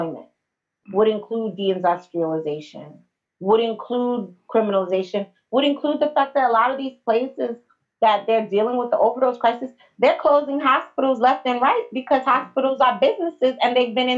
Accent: New York City, New York, United States; I'm from Manhattan

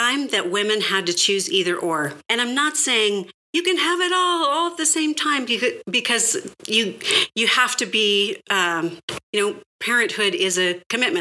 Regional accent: California, United States; I grew up in California.

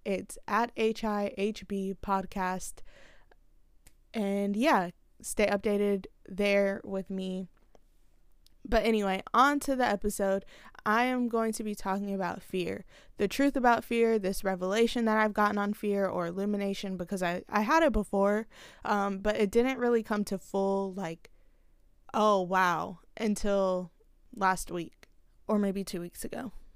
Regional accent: the South, United States; I'm from the South

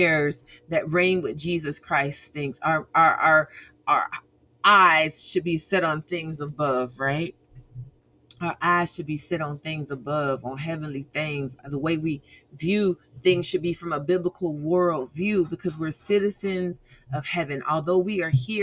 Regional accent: United States; I'm American

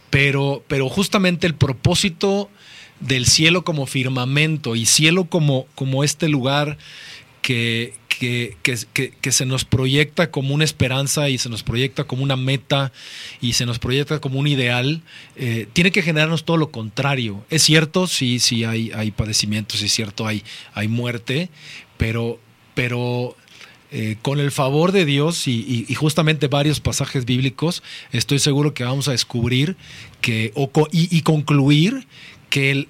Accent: Mexico City, Mexico; soy mexicano, me gustan los tacos, me gusta, me gusta el mole. Nacido aquí en la Ciudad de México

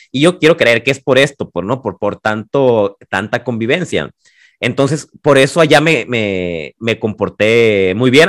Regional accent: Los Mochis, Sinaloa, Mexico; moved away as an adult; now in Guadalajara, Mexico; soy de los mochis orgullosamente. Tengo más años viviendo en Guadalajara

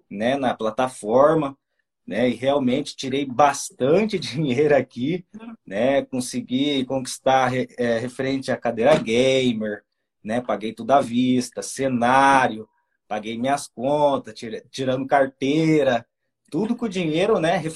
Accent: Paraná, Brazil; A gente é do Paranazão, né? a gente fala meio tudo errado, a gente vai enrolando, né?

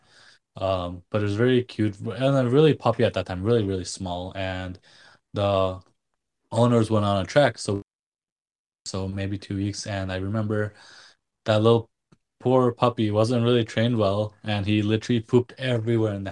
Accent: Nepal; moved away; growing up in Nepal, my dad was a vet

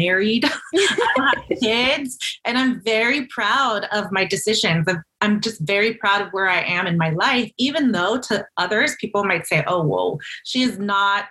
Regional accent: rural Nebraska, United States; also born or lived in McAllen, Texas; at the age of 9, my parents, who were Mexican missionaries, moved to rural Nebraska in the middle of the country. And I lived in a small rural community for about 10 years

